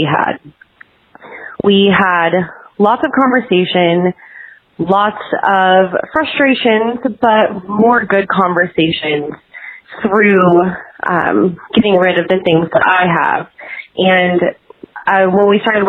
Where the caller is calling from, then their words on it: Kansas City, Missouri, United States; I'm calling from Kansas City, Missouri